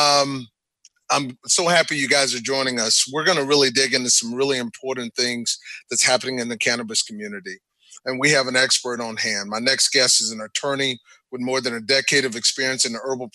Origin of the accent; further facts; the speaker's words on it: about 40 minutes from Austin, Texas, United States; I grew up about 40 minutes from Austin